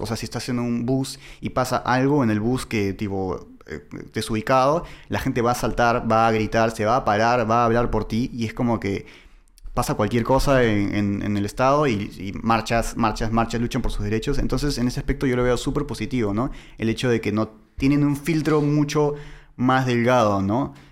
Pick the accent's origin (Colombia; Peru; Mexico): Peru; accent: medio argentino; now in Argentina; yo soy de Perú